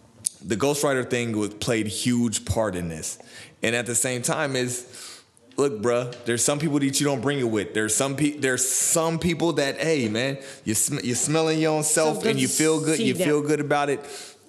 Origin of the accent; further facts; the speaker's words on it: Virginia, United States; Because everybody knows that I'm from Virginia.